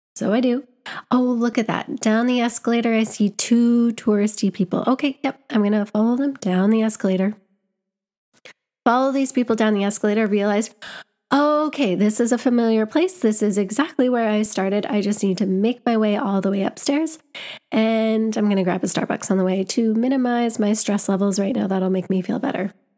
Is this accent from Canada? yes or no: yes; Canada; moved away as an adult; now in London, United Kingdom; I was back home in my home country